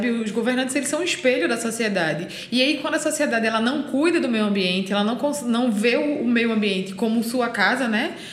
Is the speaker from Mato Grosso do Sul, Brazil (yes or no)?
no; São Paulo, Brazil; now in Recife, Brazil; Ninguém acreditou em mim quando eu vim de São Paulo para Recife, né? Porque eu era de São Paulo